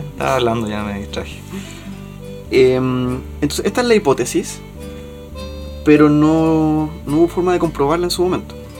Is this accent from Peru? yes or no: no; Chile; para uno como chileno